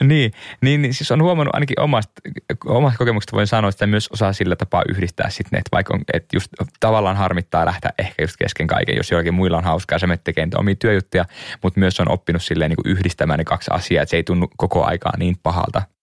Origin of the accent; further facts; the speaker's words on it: Liminka, North Ostrobothnia, Finland; also born or lived in Suomenlinna, Helsinki; now in Helsinki, Finland; Ei liminkaan, mistä mä oon kotoisin pohjoisesta